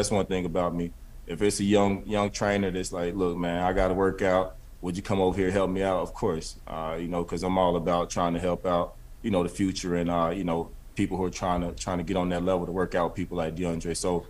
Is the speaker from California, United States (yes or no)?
no; South Carolina, United States; I grew up in a small household. I grew up in South Carolina.